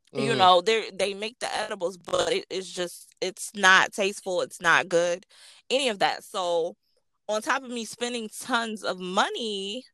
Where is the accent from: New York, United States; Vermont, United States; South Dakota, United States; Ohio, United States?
New York, United States; Rochester; I am from Rochester, New York